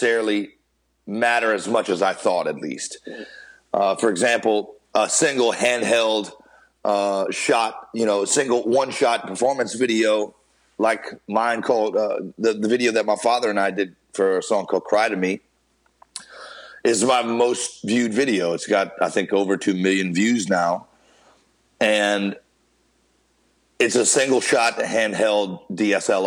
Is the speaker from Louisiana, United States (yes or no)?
yes; Carencro, Louisiana, United States; born or raised there